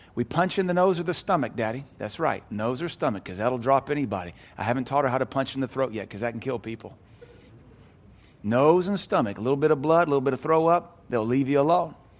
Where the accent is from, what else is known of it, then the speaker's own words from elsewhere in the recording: United States; We as American Christians